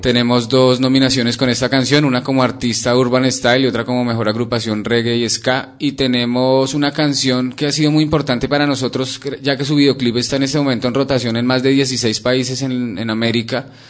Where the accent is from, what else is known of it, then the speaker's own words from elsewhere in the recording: Colombia; moved away; somos colombianos